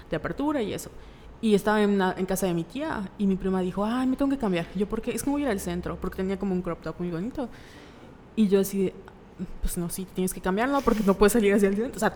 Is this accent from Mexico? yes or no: yes; Mérida, Yucatán, Mexico; vivimos en Mérida, Yucatán. Eh". Sí, somos de Mérida. Así es, Yucatán.